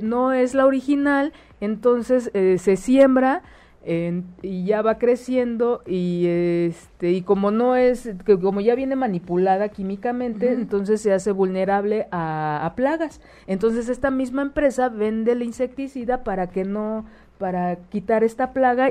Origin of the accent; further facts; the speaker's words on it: Mexico; Nosotros, como pueblo mexicano